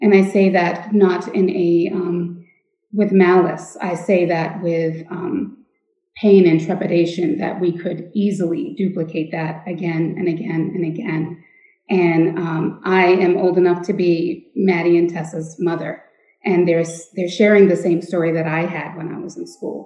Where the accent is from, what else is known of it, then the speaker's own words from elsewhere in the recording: Lewiston, Maine, United States; I was born and raised in Lewiston, Maine, where I still reside today.